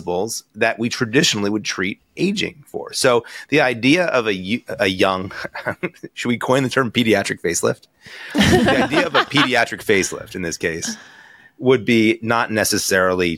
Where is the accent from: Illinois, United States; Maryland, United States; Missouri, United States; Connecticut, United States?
Connecticut, United States; moved away as an adult; also born or lived in New York / Boston / Baltimore; now in Newport Beach, United States; I'm an East Coast guy. You kind of went through my credentials before. I'm from Connecticut